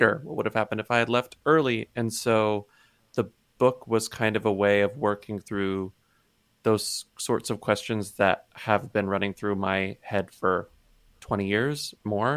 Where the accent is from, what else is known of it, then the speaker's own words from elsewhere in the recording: Texas, United States; moved away; my childhood growing up in Texas in this small town